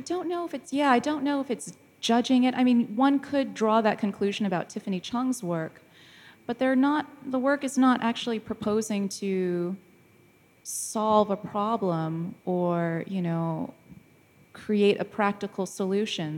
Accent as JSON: {"language": "English", "country": "United States", "moved": "as an adult", "lives_now": "London, United Kingdom", "said": "as an American who then, uh, has moved to London for work"}